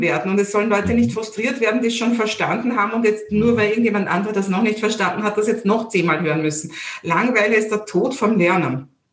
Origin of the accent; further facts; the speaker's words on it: Vienna, Austria; accent: Viennese; meinen Wiener Dialekt